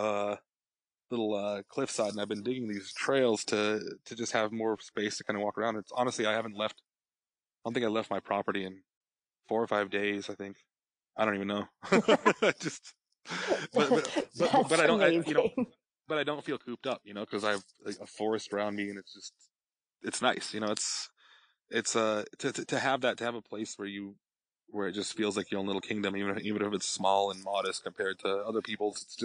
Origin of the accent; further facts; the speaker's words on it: Colorado, United States; moved away; I grew up in Colorado